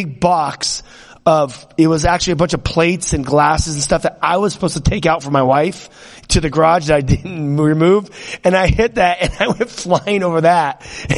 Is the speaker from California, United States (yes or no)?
yes; California, United States; me growing up in California, we were always into guns and riding motorcycles